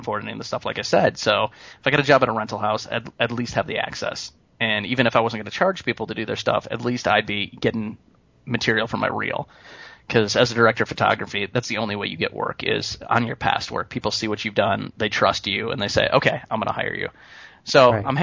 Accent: Peru, Illinois, United States; moved away as an adult; also born or lived in Chicago, Illinois; now in Los Angeles, United States; I grew up in Peru, Illinois. I went to LP High School, like everybody else, I think, in that town

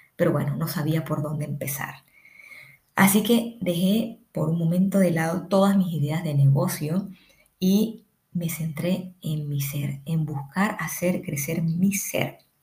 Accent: Colombia; now in Ecuador; soy colombiana, vivo en Ecuador

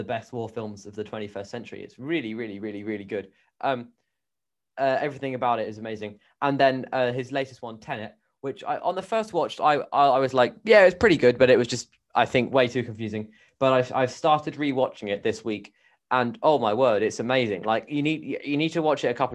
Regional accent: New Zealand; I'm a New Zealander myself

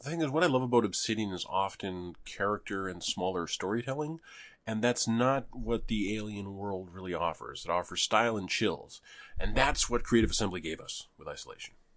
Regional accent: Canada; moved away; there was a time when we were the greenest city in Canada

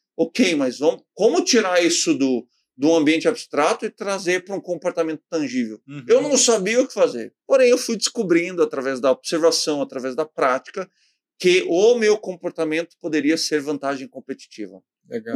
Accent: Novo Hamburgo, Rio Grande do Sul, Brazil; Novo Hamburgo, a minha cidade natal

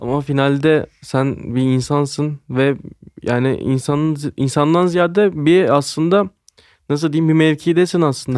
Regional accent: Ankara, Turkey; Ankaralıyım ben zaten.

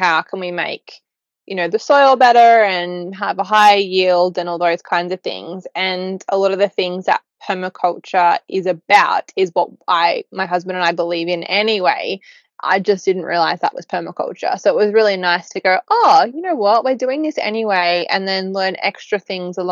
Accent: Newcastle, New South Wales, Australia; moved away as an adult; I'm from Newcastle originally

